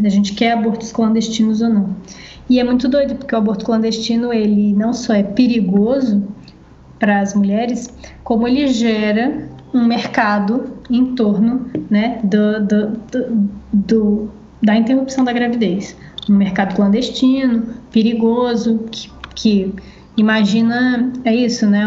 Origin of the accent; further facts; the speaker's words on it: Brazil; a gente aqui no Brasil